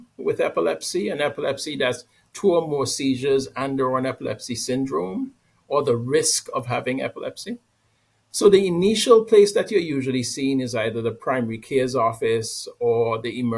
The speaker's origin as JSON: {"language": "English", "country": "Antigua & Barbuda", "moved": "yes", "said": "I'm from Antigua, a small island in the Caribbean"}